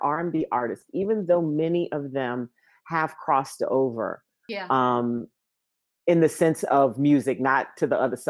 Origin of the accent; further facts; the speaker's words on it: Louisiana, United States; now in Chicago, United States; I grew up in Louisiana.